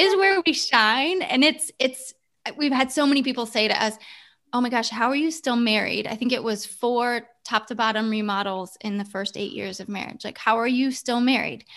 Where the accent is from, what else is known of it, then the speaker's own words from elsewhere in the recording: Ohio, United States; moved away as an adult; now in California, United States; grew up in Ohio